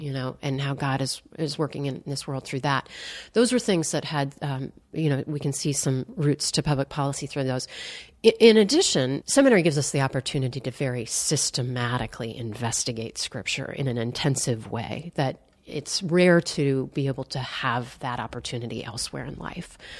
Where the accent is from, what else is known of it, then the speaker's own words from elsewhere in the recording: Wheaton, Illinois, United States; growing up in Wheaton and, uh, going to Wheaton College